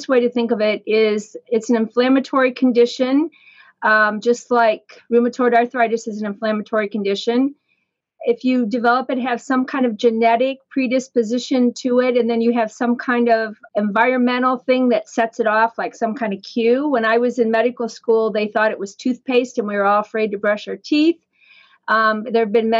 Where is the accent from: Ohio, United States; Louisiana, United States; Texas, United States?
Ohio, United States; Fremont; also born or lived in Columbus, Ohio / Syracuse, New York; now in Cleveland, United States; And then they returned to their hometown, which was Fremont, which is kind of over by Toledo, Ohio. And I grew up there